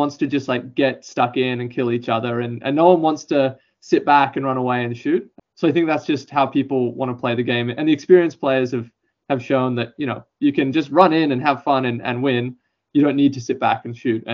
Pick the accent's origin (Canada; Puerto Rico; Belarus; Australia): Australia; Melbourne, Victoria; I'm from Melbourne, Victoria.